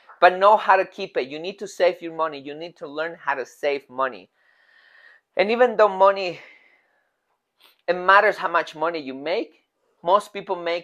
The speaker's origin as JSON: {"language": "English", "region": "Mexico City", "country": "Mexico", "moved": "yes", "said": "In Mexico, I'm from Mexico City"}